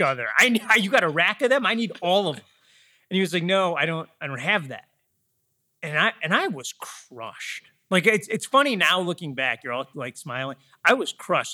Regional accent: Metro Detroit, Michigan, United States; I grew up in Metro Detroit, about forty miles west, uh, of the city

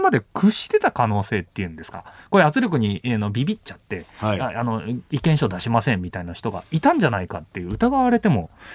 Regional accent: Yokosuka, Kanagawa, Japan; 飯田さんと僕は横須賀出身

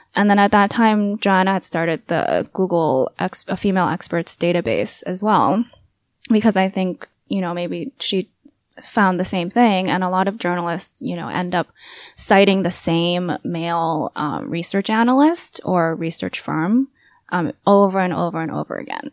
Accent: United States; having grow up, grown up in the U S and, you know, very much entrenched in identity politics and being Asian American

